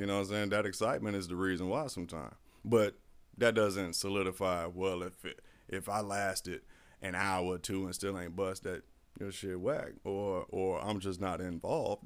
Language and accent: English; Florida, United States; I'm a Florida boy, too. I was raised in Florida. Wasn't born here. I was raised here.